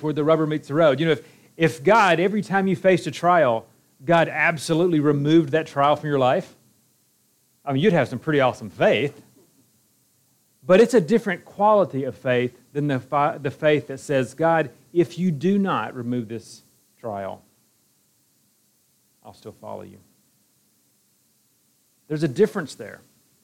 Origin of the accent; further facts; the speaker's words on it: Alabama, United States; moved away as an adult; also born or lived in Iowa; now in Kumamoto, Japan; I'm from Alabama